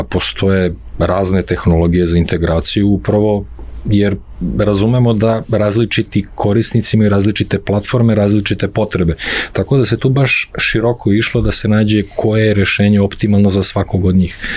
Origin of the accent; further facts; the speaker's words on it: Serbia; kod nas u Srbiji